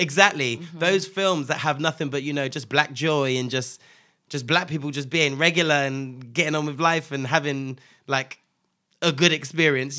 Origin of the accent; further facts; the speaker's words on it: Nigeria; I'm Nigerian as well